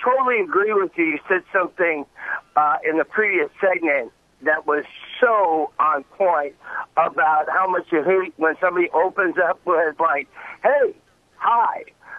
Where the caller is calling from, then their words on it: Detroit, Michigan, United States; I am calling from suburban Detroit.